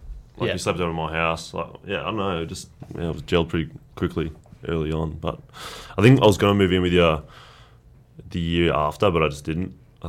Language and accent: English; Canberra, Australian Capital Territory, Australia; first language Croatian; now in Melbourne, Australia; Growing up in Canberra, I was away from majority of my family who live in Melbourne here.